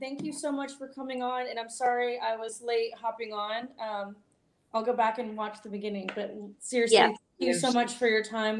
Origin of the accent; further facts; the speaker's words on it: Greensboro, North Carolina, United States; Oh, I'm originally from Greensboro.